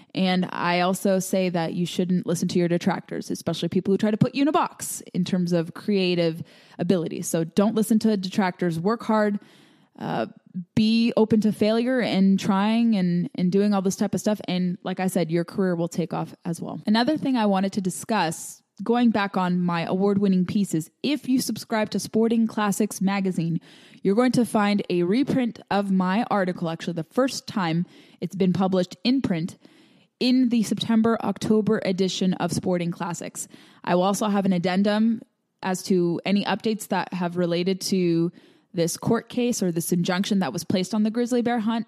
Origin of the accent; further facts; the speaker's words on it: California, United States; I grew up in California where we had so much dry brush